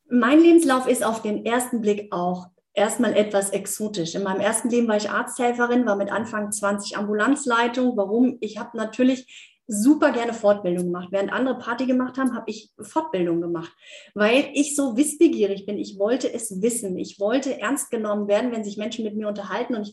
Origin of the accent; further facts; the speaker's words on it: Heidelberg, Baden-Württemberg, Germany; born there; obwohl ich gebürtige Heidelbergerin bin. Aber eben, ja, mein Netzwerk, ich war die letzten zwölf Jahre in Hockenheim unterwegs in der Rennstadt